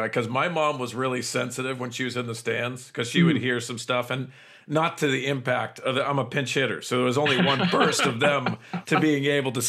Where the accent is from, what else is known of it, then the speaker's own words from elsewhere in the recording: East Coast, United States; maybe because I was from the East Coast.